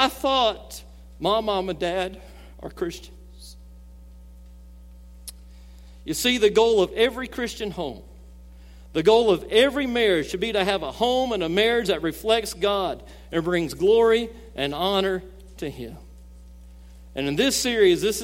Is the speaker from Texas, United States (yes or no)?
no; Gulf Coast of Alabama, United States; I grew up on the Gulf Coast of Alabama